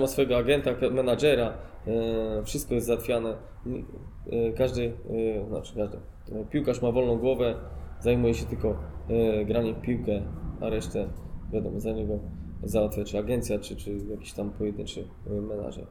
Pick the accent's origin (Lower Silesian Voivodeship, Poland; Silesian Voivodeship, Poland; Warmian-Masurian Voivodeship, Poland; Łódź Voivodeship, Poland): Łódź Voivodeship, Poland; Łódź; also born or lived in Grodzisk Wielkopolski; now in Łódź, Poland; ja wywodzę się też z dużego miasta, jestem z Łodzi